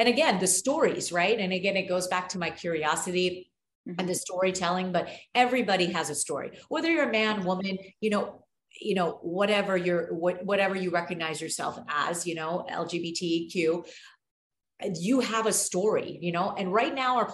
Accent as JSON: {"language": "English", "country": "United States", "said": "I'm American, very proud to be American"}